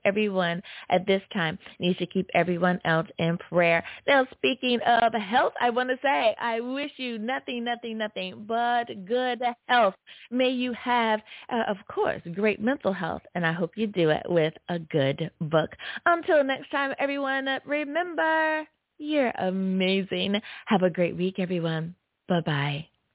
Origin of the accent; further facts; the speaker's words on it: United States; my home country, US of A.